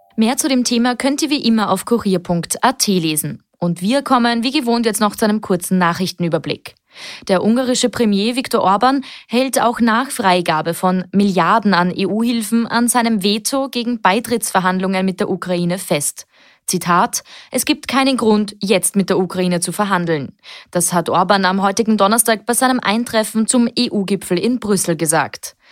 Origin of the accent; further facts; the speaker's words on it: Austria; hier bei uns in Österreich